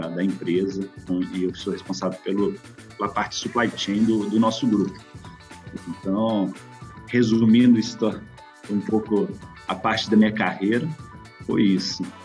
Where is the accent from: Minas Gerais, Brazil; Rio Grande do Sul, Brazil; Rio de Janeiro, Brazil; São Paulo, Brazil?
Minas Gerais, Brazil; Belo Horizonte; moved away as an adult; also born or lived in Betim; now in Belgium; Sou originalmente de Belo Horizonte, mas morei um bom tempo em Betim